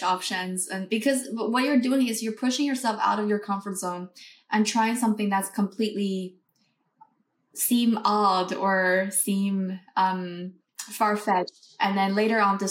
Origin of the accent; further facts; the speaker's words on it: Beijing, China; moved away as an adult; also born or lived in North America / Europe; I was born and raised in Beijing.